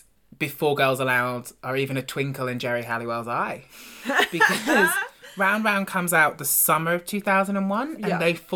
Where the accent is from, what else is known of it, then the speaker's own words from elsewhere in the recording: Devon, South West England, United Kingdom; I grew up in Devon, in the real rural countryside.